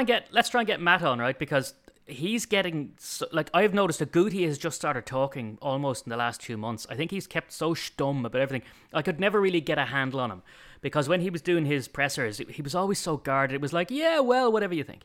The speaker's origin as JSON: {"language": "English", "country": "Ireland", "said": "being Irish"}